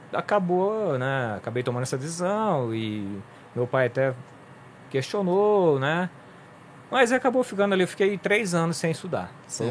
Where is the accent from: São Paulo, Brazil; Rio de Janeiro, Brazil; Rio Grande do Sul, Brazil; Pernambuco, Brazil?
São Paulo, Brazil; São Joaquim da Barra; nasci aqui em São Joaquim da Barra